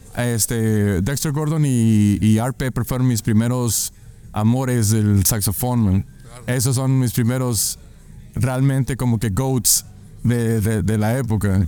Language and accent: Spanish; Chihuahua, Mexico; soy de Chihuahua, Chihuahua.